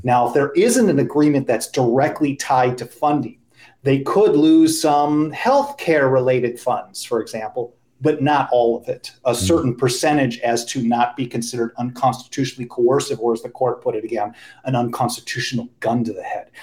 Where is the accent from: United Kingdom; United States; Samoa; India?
United States; Cudahy, Wisconsin; I grew up in Cudahy, Wisconsin. Yeah. And- which is a suburb of Milwaukee